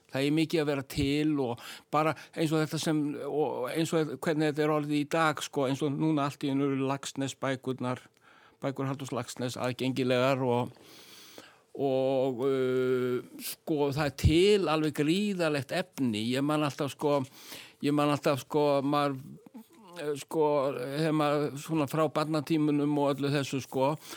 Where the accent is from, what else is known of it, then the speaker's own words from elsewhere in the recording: Iceland; við erum sko Íslendingar